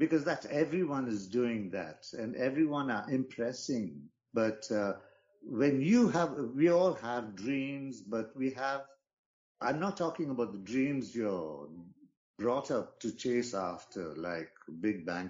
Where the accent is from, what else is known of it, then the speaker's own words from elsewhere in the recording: Bangalore, Karnataka, India; moved away as an adult; also born or lived in England / Austria; now in United States; I was born in India in a town called Bangalore.